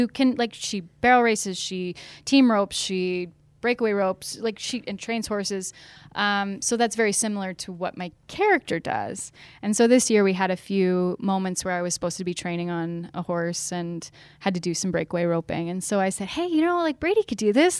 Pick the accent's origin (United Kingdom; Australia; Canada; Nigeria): Canada; London, Ontario; I grew up in London, Ontario